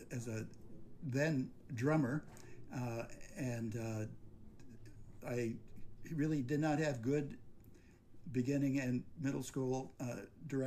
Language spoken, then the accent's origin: English; Roseville, Michigan, United States; now in Roselle, United States; I grew up in a Detroit suburb of Roseville